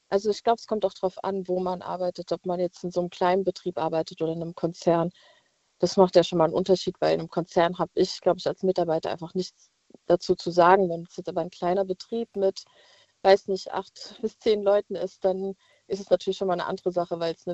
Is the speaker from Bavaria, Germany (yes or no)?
no; Mainz, Rhineland-Palatinate, Germany; ich bin jetzt ja aus Mainz und war auch letztens mal in Frankfurt feiern